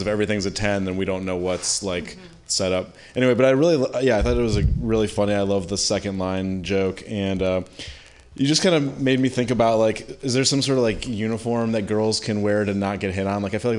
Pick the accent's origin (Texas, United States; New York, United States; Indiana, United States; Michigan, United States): Michigan, United States; Detroit; Yeah, I'm from like Michigan. I'm from Detroit.